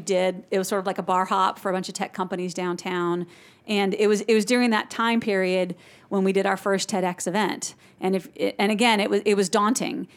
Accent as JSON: {"language": "English", "area": "Silicon Valley", "region": "California", "country": "United States", "tie": "born or raised there", "moved": "yes", "lives_now": "Augusta, United States", "said": "growing up in Silicon Valley"}